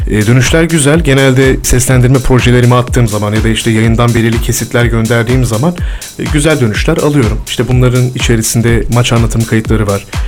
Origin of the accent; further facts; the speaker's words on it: İzmit, Kocaeli, Turkey; also born or lived in İzmir / Eskişehir / Erzurum; Çok seviyorum İzmit'i. Orada büyüdüm.